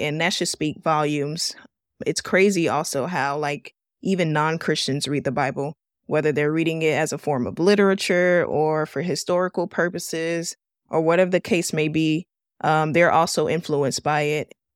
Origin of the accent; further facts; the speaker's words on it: Miami, Florida, United States; I was born and raised here in Miami, Florida